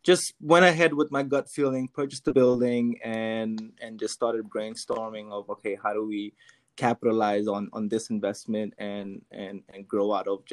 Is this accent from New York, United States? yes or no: yes; New York City, New York, United States; moved away as an adult; now in Philadelphia, United States; I'm from New York. Originally, I moved to Philly a couple of years ago